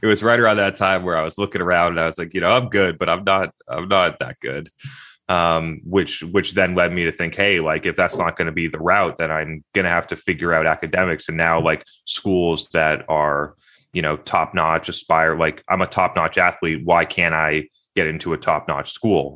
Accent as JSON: {"language": "English", "town": "Brookline", "region": "New Hampshire", "country": "United States", "tie": "born or raised there", "also_born_or_lived": "Concord, Massachusetts", "said": "I was born in Concord, Massachusetts, but I grew up in, in New Hampshire."}